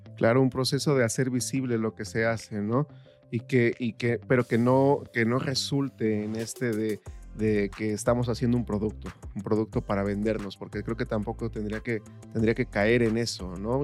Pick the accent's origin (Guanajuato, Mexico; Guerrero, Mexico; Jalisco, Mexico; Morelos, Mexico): Guerrero, Mexico; yo soy del estado de Guerrero